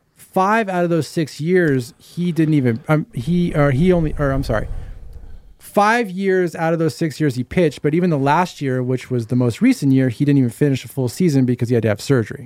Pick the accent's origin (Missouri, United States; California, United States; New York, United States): California, United States; Santa Clarita; We're all from Santa Cruz